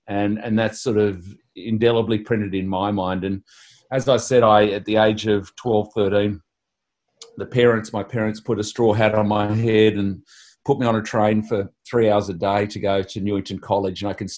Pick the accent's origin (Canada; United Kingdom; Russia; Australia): Australia; Sydney, New South Wales; I grew up in the Sutherland Shire of Sydney, so the Sharks come from there. We first lived at Guymere, a little suburb in the Shire, and then moved down to Cronulla.